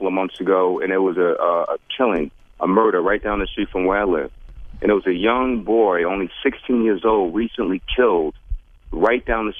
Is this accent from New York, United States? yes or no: yes; New York City, New York, United States; What we're finding is that when I grew up in New York City back in the day, you had gangs, but they weren't like the gangs now.